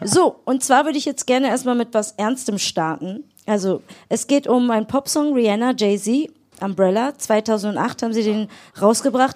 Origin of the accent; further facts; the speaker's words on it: Berlin, Germany; Wir sind ja richtige Berliner Pflanzen